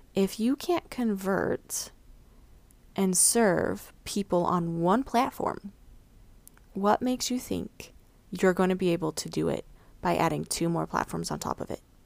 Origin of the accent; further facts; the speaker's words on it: Mountain West, United States; also born or lived in Missouri; I grew up in the Midwest, uh, not the Midwest, excuse me, the Mountain West